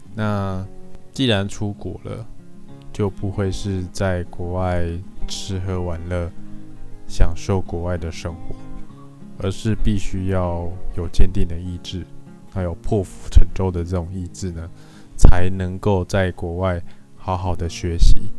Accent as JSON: {"language": "Chinese", "country": "Taiwan", "said": "其实会是我们台湾人的一个还蛮呃致命的弱点"}